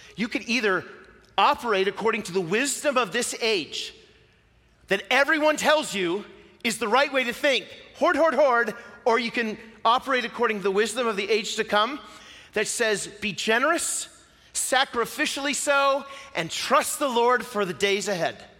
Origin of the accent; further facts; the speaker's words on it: Pacific Northwest, United States; I'm from the Pacific Northwest, and I live that way because, you know, I'm from the United States and not New Zealand.